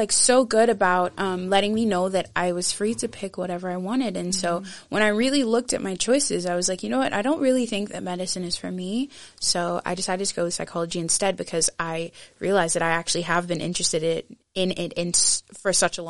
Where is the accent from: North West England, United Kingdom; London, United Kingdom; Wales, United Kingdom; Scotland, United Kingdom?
Scotland, United Kingdom; Aberdeen; also born or lived in Nigeria / Muscat, Oman; now in Edinburgh, United Kingdom; I was not born in Edinburgh. I was born in Nigeria. And we lived there for a while until I was 6 years old. And then we moved to Aberdeen, Scotland. Sunny, sunny Aberdeen.